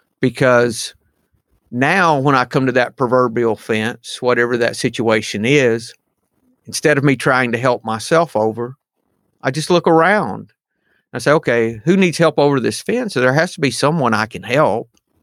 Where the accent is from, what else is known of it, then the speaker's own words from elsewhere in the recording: the South, United States; I did not, but I am from the South, no doubt.